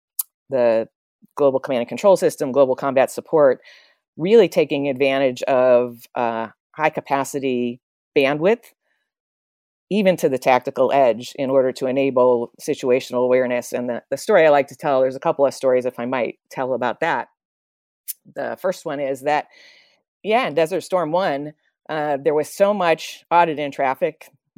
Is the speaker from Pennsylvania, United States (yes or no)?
yes; Pennsylvania, United States; I grew up in Western Pennsylvania, went to a great school undergraduate, Carnegie Mellon